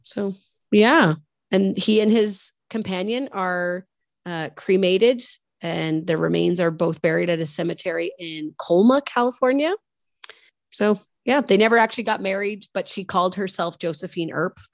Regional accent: Nova Scotia, Canada; growing up in Nova Scotia, we have a lot of Scottish last names

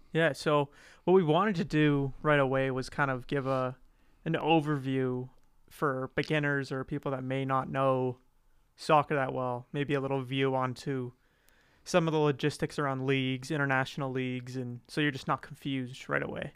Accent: Calgary, Alberta, Canada; I'm from Calgary, Alberta. Canada.

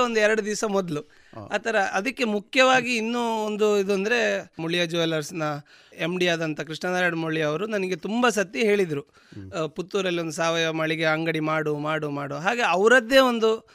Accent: Dakshina Kannada, Karnataka, India; ನಮ್ಮ ದಕ್ಷಿಣ ಕನ್ನಡದ ಇಲ್ಲಿಯ ವೆದರ್

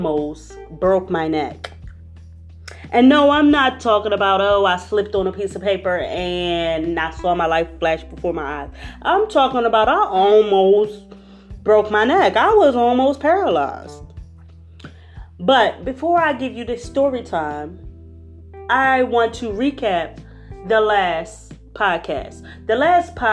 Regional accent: Philadelphia, Pennsylvania, United States; I am from Philadelphia. So all I know is weeds, cement, city life, cars

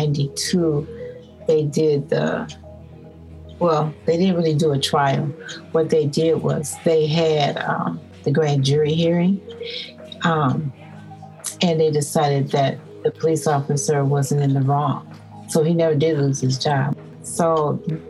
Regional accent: Minneapolis, Minnesota, United States; I'm from Minneapolis, Minnesota

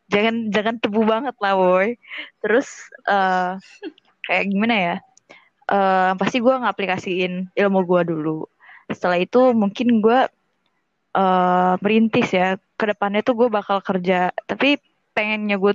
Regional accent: Bandar Lampung, Lampung, Indonesia; now in Palembang, Indonesia; Sekarang udah semester 5 dan kebetulan gue asal dari Bandar Lampung.

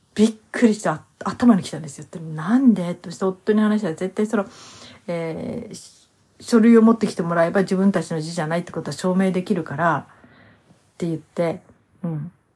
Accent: Hokkaido, Japan; 私の実家はね、北海道の同心を取ってたんですね

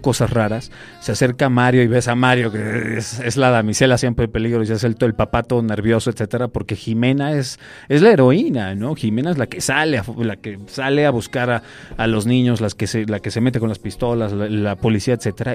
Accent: Mexico City, Mexico; also born or lived in Torreón, Coahuila; Mis papás me trajeron a los cinco años. La verdad es que soy prácticamente chilango. O sea, soy, soy de, soy de acá, soy de CDMX.

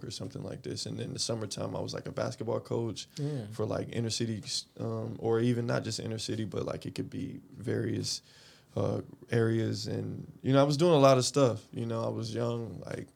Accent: Atlanta, Georgia, United States; moved away as an adult; also born or lived in Korea / Japan; I'm originally from Atlanta, Georgia. That's my hometown. I was born there, in the city of Atlanta. I grew up there pretty much my whole life

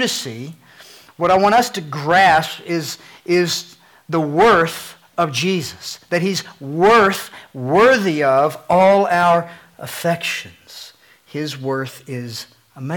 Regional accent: Eastern Kentucky, United States; the atmosphere I grew up in Eastern Kentucky

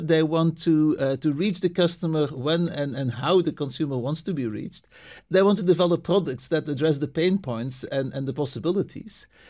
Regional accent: Belgium; moved away as an adult; also born or lived in New England, United States / Istanbul, Turkey; now in Boston, United States; I'm originally from Belgium, uh, moved to the States

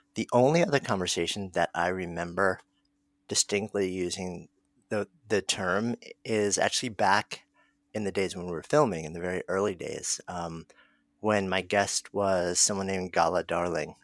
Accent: New York, United States; I'm a New Yorker. And so I was here that day. And like anybody else who is a longtime New Yorker

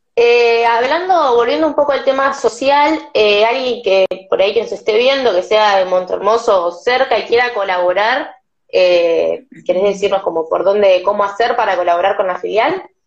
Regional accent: La Plata, Buenos Aires Province, Argentina; soy de La Plata

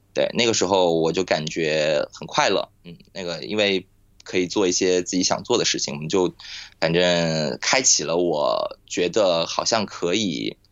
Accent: Nantong, Jiangsu, China; now in Shanghai, China; 我老家是在，呃，南通嘛，然后我们家现在上海

